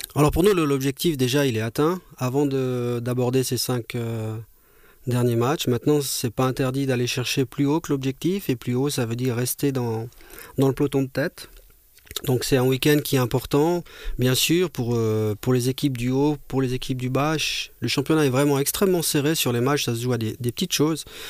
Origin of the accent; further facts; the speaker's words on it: Monthey, Valais, Switzerland; de mon enfance quand j'étais jeune, junior au FC Monté